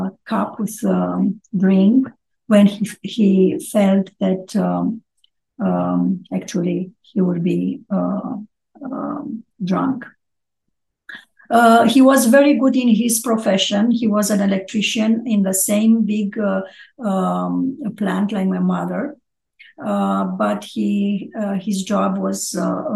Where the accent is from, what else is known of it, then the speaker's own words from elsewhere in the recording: Ploiești, Prahova, Romania; also born or lived in Bucharest; I'm Romanian. I was born Orthodox. Was born in Ploiești, close to Bucharest, and I study university in Bucharest.